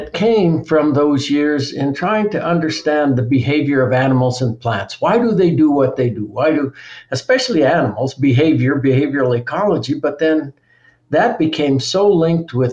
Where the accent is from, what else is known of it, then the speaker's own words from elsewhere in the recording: Colorado, United States; the mountains where I grew up in Colorado